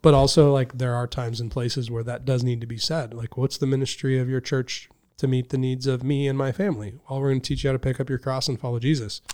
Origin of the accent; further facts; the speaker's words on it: Anderson, United States; moved away as an adult; also born or lived in Reading; now in Buffalo, United States; I grew up in Anderson.